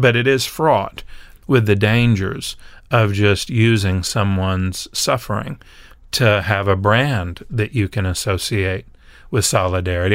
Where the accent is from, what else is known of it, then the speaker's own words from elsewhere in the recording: Nashville, Tennessee, United States; we're in Nashville, and I grew up in Nashville